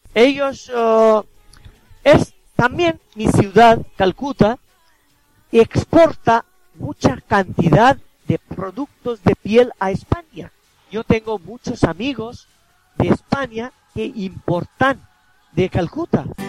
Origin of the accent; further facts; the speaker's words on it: India; first language Bengali; Spanish is a second language; bengalí es mi lengua materna